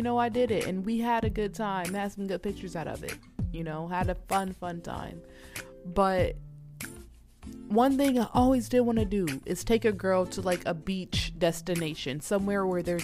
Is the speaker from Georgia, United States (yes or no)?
yes; Atlanta, Georgia, United States; now in Minnesota, United States; I'm not born and raised here in Minnesota, y'all. I'm from Georgia, Atlanta, okay? I'm not from up north. I'm from the south, born and raised in the south